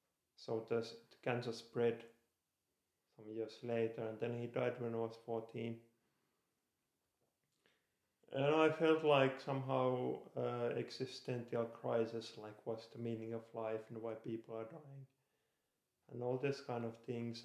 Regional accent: Lahti, Päijät-Häme, Finland; moved away as an adult; I was born in Lahti. It's a city in Finland, about 1.5 hours from Helsinki. I lived there 21 years and then I moved abroad.

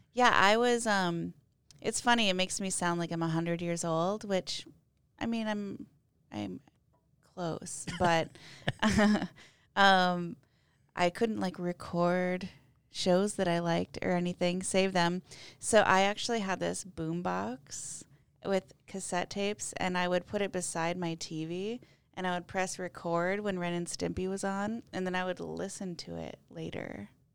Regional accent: Mitchell, South Dakota, United States; I grew up in Mitchell, South Dakota

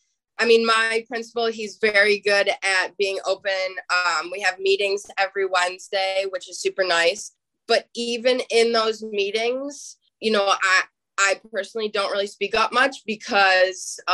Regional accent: Buffalo, New York, United States; I'm from the Buffalo area

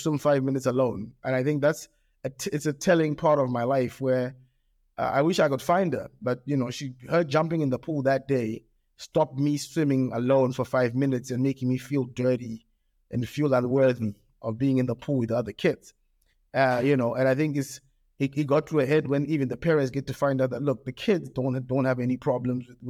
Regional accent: Australia; also born or lived in England; now in Zimbabwe; My primary school years where I grew up in Australia, and this is in the 80s, in Australia

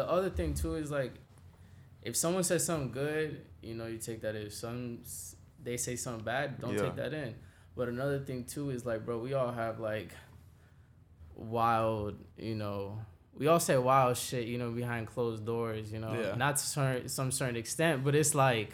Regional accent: New York City, New York, United States; I was born in Queens

